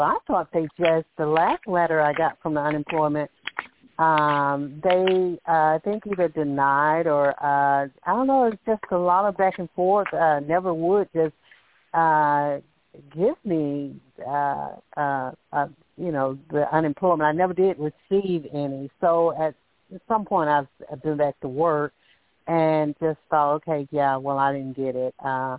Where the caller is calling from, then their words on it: Alabama, United States; I'm calling from Alabama